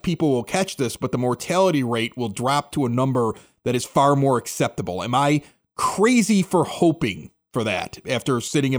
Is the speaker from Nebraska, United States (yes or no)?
yes; Nebraska, United States; I'm from Nebraska.